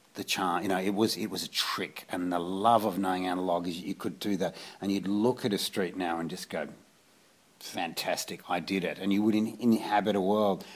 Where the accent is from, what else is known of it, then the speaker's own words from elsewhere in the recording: Australia; growing up in Australia